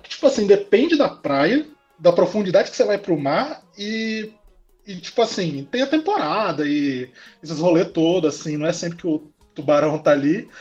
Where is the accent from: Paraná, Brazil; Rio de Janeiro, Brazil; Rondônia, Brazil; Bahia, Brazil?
Rondônia, Brazil; Porto Velho; now in Campo Grande, Brazil; Eu nasci aqui em Porto Velho